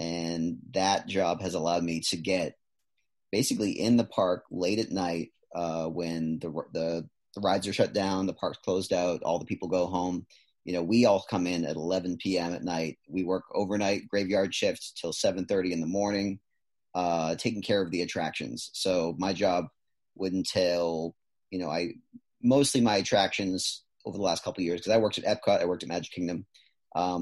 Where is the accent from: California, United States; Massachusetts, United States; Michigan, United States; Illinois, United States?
Massachusetts, United States; East Bridgewater; moved away as an adult; also born or lived in Boston, Massachusetts; now in Florida, United States; I'm originally from East Bridgewater, Massachusetts